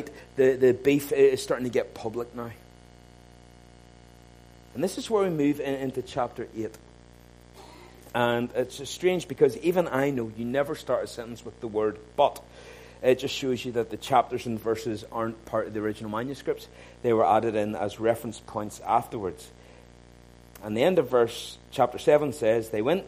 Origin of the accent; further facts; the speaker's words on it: Ballymena, Northern Ireland, United Kingdom; I grew up in Ballymena